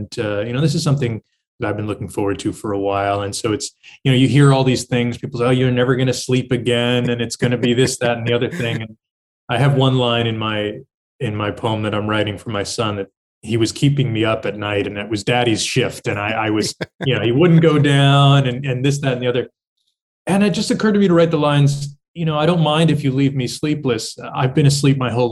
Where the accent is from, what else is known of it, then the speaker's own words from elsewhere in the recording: Hudson Valley, New York, United States; I come from the Hudson Valley in the state of New York, sort of the beautiful muck of horse country. And, I had a wonderful childhood growing up in that area